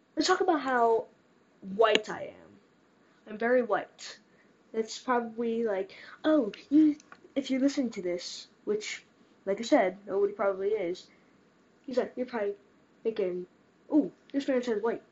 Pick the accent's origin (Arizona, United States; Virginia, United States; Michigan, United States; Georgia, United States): Arizona, United States; Mesa; I'm from Mesa, Arizona